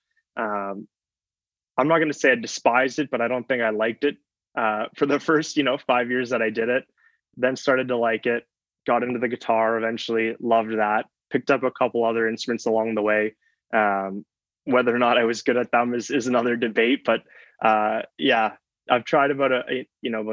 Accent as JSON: {"language": "English", "town": "Mississauga", "region": "Ontario", "country": "Canada", "tie": "born or raised there", "also_born_or_lived": "Waterloo", "said": "I grew up in Mississauga, or around just outside of Toronto, you know, 30, 40 minutes outside of Toronto"}